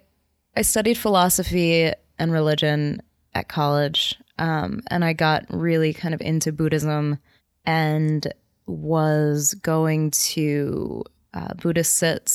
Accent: New Jersey, United States

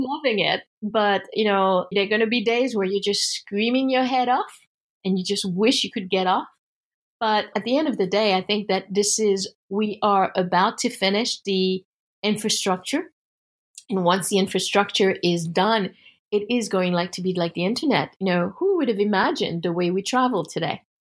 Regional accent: United States; as an American

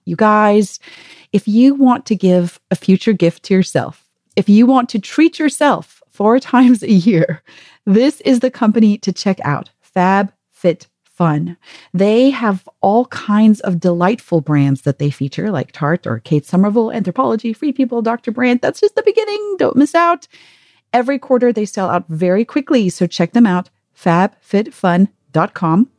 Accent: South Africa; also born or lived in Kyiv, Ukraine; now in United States; I'm from South Africa originally. I've lived in the States

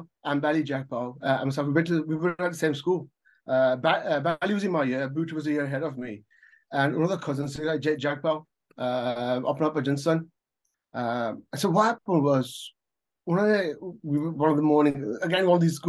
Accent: Birmingham, West Midlands, United Kingdom; now in Canada; I was born in Hansworth, right? One of my first things was that in school, there's a school called Welford School, Welford Primary School behind Soho or Godwood, kind of thing. So I grew up going there.

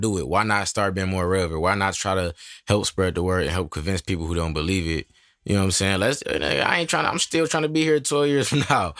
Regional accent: Michigan, United States; I'm from Michigan.

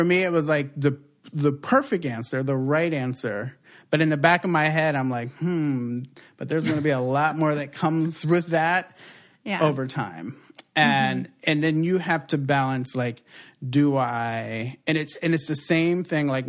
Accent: East Coast, United States; moved away; also born or lived in Puerto Rico; growing up on the East Coast

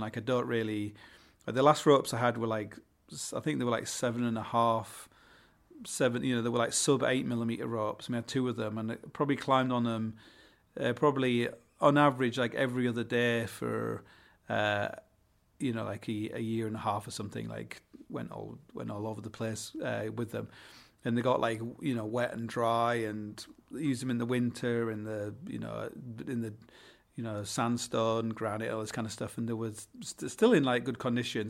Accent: Hull, Yorkshire and the Humber, United Kingdom; I come from Hull

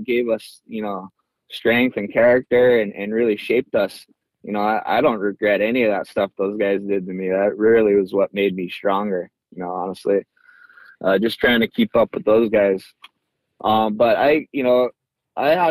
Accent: Hanalei, Hawaii, United States; also born or lived in North Shore, Oahu; growing up in Hanalei was really cool

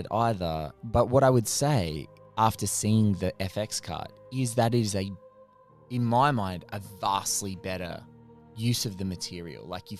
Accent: Australia; look, as an Australian, Chris Hemsworth's accent is just is something that's

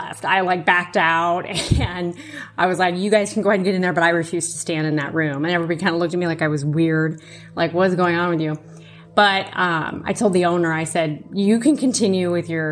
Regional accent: Iowa, United States; Born and raised in Iowa

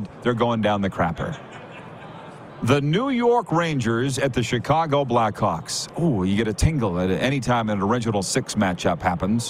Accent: Canada; as Canadian born and raised and Canadian citizens

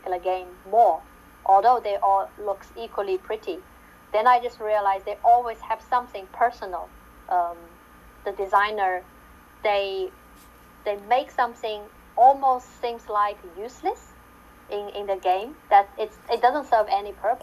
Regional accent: Shanghai, China; moved away; I came from Shanghai, China, which the city rarely snow

